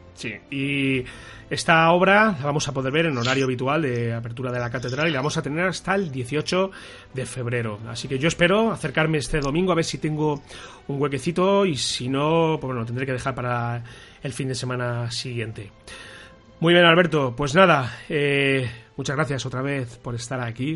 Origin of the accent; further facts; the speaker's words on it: Toledo, Castilla-La Mancha, Spain; nosotros que somos de Toledo